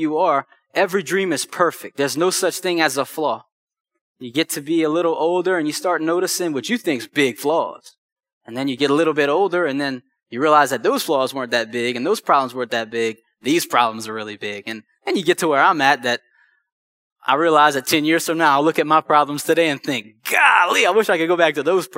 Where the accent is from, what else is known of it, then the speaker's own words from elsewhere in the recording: Houma, Louisiana, United States; now in Lafayette, United States; originally I'm from Houma